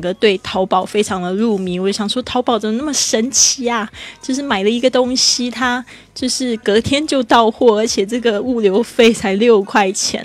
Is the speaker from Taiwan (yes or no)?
yes; Taiwan; moved away as an adult; also born or lived in Shanghai; 我在台湾出生长大的